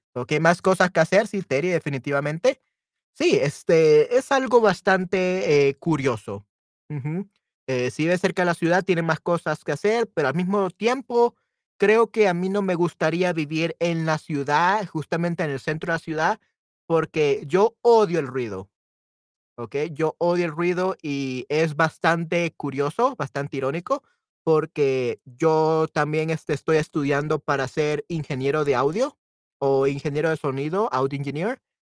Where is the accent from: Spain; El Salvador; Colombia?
El Salvador; also born or lived in San Salvador; soy del Salvador y yo vivo en la ciudad capital de El Salvador, San Salvador